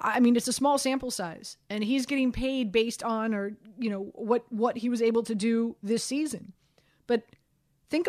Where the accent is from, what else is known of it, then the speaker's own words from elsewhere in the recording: Miami, Florida, United States; I'm from Miami